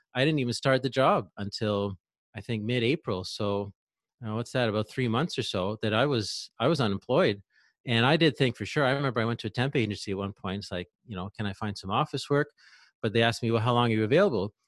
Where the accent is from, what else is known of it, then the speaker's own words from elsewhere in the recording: Ontario, Canada; moved away as an adult; I'm from Ontario, Eastern Canada